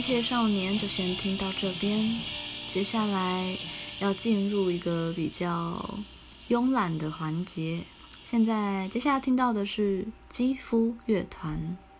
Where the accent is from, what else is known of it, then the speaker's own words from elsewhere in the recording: Taiwan; first language Taiwanese Hokkien; 身为台湾人，就是可能我，因为我从小讲台语